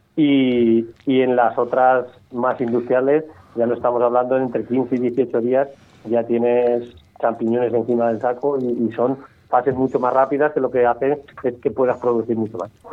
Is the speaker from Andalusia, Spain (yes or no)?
no; Cuenca, Castilla-La Mancha, Spain; yo soy de Cuenca